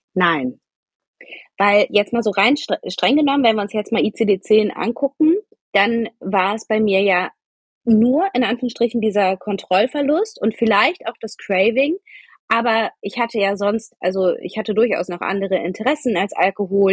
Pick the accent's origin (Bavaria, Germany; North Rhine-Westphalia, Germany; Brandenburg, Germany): North Rhine-Westphalia, Germany; Wuppertal; moved away; also born or lived in Munich / Rosenheim; Ich komme ursprünglich aus Wuppertal.